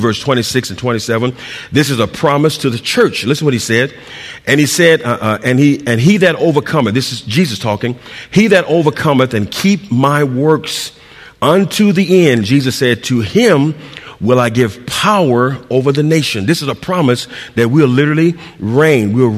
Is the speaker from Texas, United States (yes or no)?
no; San Diego, California, United States; I'm from San Diego